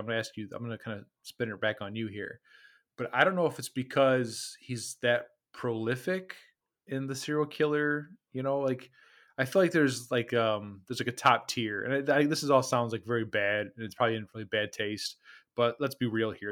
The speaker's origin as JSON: {"language": "English", "region": "Midwest", "country": "United States", "tie": "born or raised there", "said": "we are from the Midwest"}